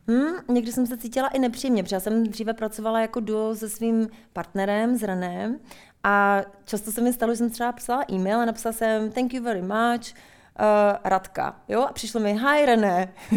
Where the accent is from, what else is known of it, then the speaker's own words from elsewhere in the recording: Litoměřice, Ústí nad Labem Region, Czechia; moved away as an adult; also born or lived in Paris, France / United States; Já jsem z Litoměřic, Lightmerit